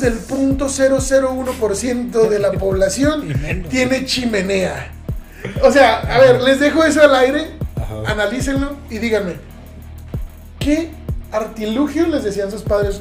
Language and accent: Spanish; southern Mexico, Mexico; now in Ciudad Juárez, Mexico; el sur del país, de donde yo vengo